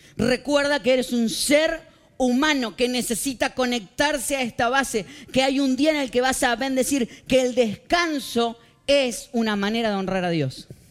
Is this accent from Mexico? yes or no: no; Argentina; moved away; Soy un argentino